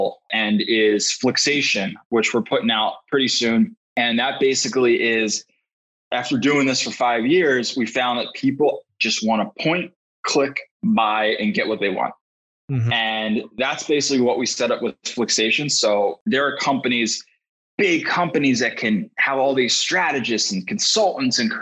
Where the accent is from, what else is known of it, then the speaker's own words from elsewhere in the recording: Philadelphia, Pennsylvania, United States; you can tell I'm from Philly how I say